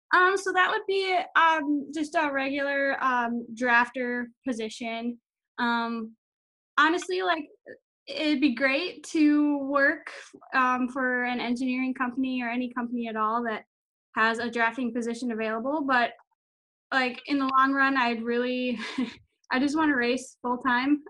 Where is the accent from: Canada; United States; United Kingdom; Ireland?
United States; Monticello, Minnesota; I'm from Monticello, Minnesota